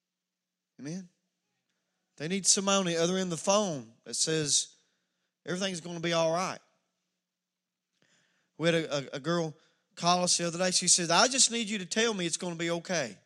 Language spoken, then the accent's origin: English; Wallens Creek, United States; I'm from Wallens Creek.